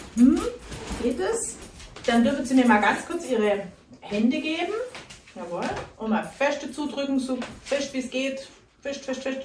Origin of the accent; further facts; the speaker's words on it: Germany; bei uns in Deutschland